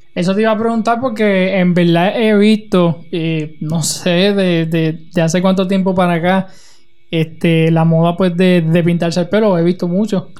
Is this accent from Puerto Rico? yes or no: yes; Utuado, Puerto Rico; mi pueblo de Utuado